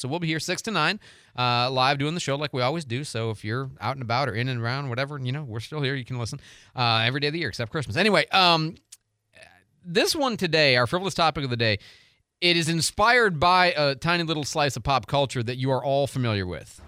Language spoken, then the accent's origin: English; Pontiac, Michigan, United States; now in Pensacola, United States; I was born in the Detroit area, Pontiac actually, and so I was raised as a Pistons, Tigers, Red Wings, and Lions